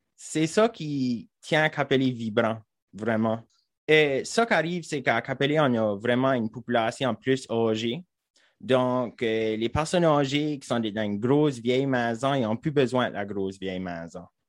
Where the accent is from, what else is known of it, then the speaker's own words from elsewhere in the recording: Saint-André-LeBlanc, New Brunswick, Canada; j'ai grandi à Saint-André-le-Blanc, juste en haut.